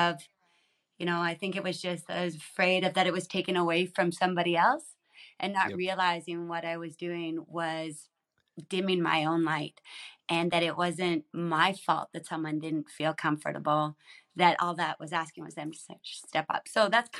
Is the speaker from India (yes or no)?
no; Saskatchewan, Canada; I grew up in Saskatchewan, so kind of above you